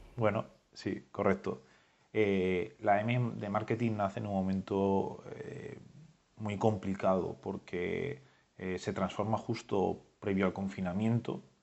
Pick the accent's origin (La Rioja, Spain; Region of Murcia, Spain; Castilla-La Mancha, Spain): La Rioja, Spain; como buen riojano